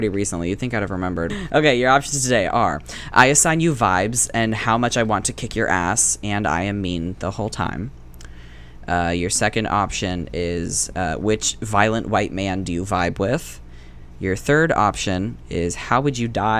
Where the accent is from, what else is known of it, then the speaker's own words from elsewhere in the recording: the South, United States; we were raised in the South